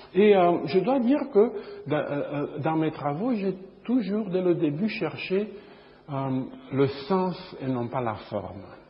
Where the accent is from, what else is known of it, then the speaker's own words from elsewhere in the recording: Bucharest, Romania; now in Chicago, United States; je suis né à Bucarest, en Roumanie, euh, il y a longtemps. Et euh, je vis aux États-Unis